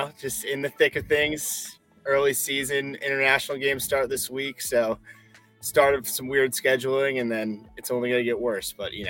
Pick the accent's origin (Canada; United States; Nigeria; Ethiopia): United States; New Jersey; So I grew up in Jersey, about 20 minutes from the stadium, North Jersey.